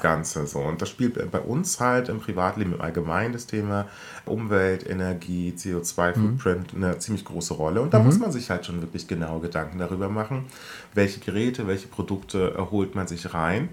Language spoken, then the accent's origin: German; Germany; wir als äh, Deutsche mit unserer Pedanterie